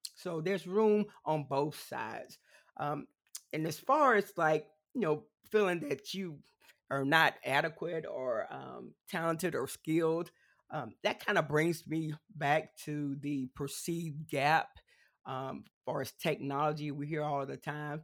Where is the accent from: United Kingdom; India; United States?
United States; South Carolina; accent: country twang; I am from South Carolina, so it's one of the southern states. So you may hear a little uh, country twang every now and then